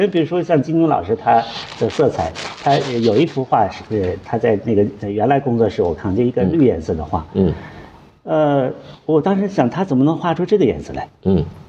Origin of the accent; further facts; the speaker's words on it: China; 我们中国人的头发一样，都黑头发